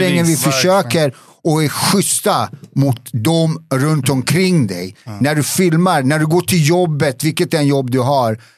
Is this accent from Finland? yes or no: no; Bosnia & Herzegovina; also born or lived in Serbia; now in Sweden; Vi är båda från Bosnien.